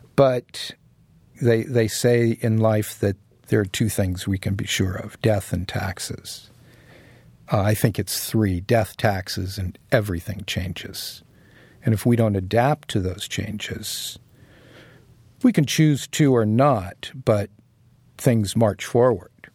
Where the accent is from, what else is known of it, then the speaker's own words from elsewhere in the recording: San Diego, California, United States; moved away as an adult; now in New York City, United States; I grew up in San Diego